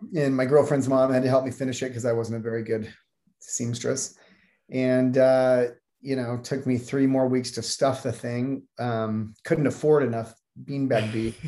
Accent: Salt Lake City, Utah, United States; also born or lived in Taiwan; I grew up in Salt Lake City, Utah

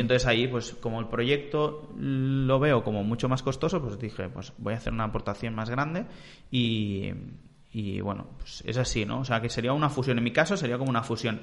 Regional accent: Vilanova i la Geltrú, Catalonia, Spain; de Vilanova, de ahí de, de donde soy

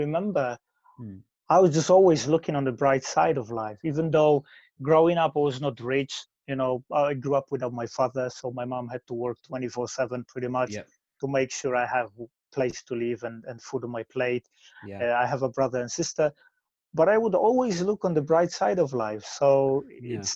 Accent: Poland; English is a second language; moved away as an adult; now in United Kingdom; I grew up in Poland. I moved to UK when I was 22

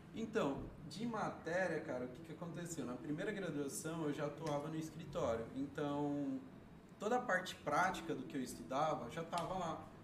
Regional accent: Sertãozinho, São Paulo, Brazil; eu nasci aqui em Sertãozinho. Nasci e criado até aqui, até agora

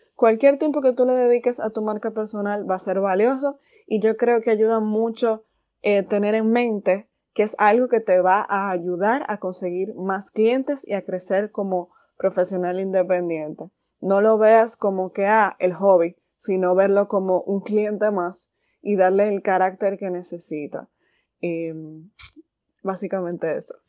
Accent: Santiago de los Caballeros, Santiago, Dominican Republic; also born or lived in Santo Domingo; yo soy originaria de Santiago

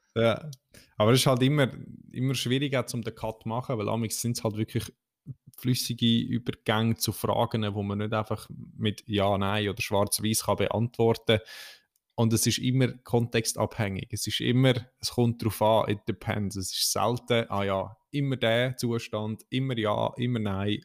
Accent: Central Switzerland, Switzerland; bei uns in der Zentralschweiz

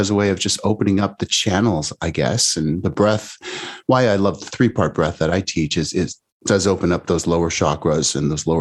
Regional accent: Canada; now in California, United States; I'm Canadian originally, now in the US

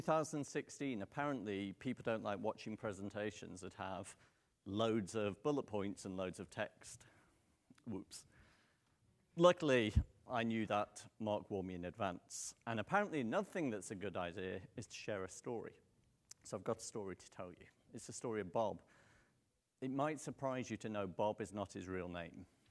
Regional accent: United Kingdom; accent: British; moved away; you could probably tell from the accent I'm not local. Um, I'm British

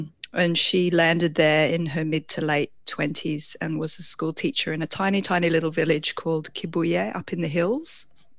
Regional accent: Burundi; born there; two on furlough back in the UK, and I was born in Burundi.

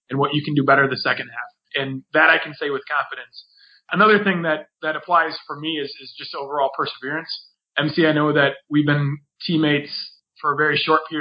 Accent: Wisconsin, United States; moved away as an adult; also born or lived in Minnesota; now in Chicago, United States; I grew up in Wisconsin

